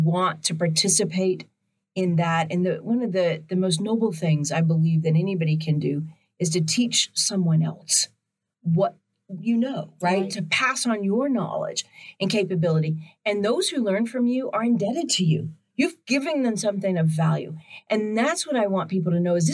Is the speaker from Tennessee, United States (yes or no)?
yes; just outside of Nashville, Tennessee, United States; also born or lived in Memphis, Tennessee; I grew up just outside of Nashville